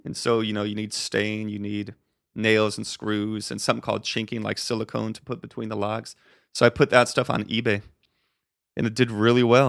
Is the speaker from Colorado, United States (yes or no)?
yes; Colorado, United States; moved away as an adult; also born or lived in Arizona / Costa Rica; I grew up in Colorado